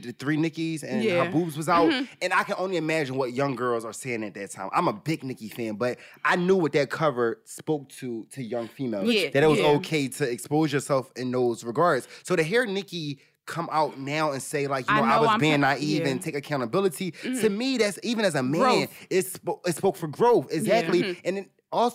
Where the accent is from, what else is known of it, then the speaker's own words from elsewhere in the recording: Philadelphia, Pennsylvania, United States; I'm from Philly where salt, pepper, ketchup, and hot sauce is one word.